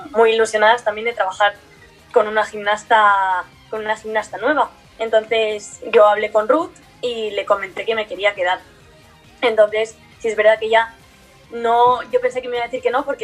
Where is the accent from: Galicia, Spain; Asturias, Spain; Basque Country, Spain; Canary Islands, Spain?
Asturias, Spain; born there; pero yo realmente nací en España, nací